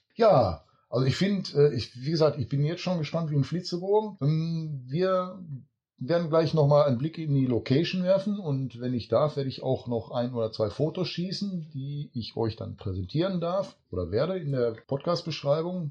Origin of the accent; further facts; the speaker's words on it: Duisburg, North Rhine-Westphalia, Germany; Ich bin in Duisburg geboren